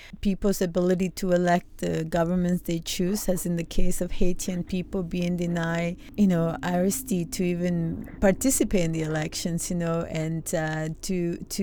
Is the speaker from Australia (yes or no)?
no; Canada; our role as Canadian people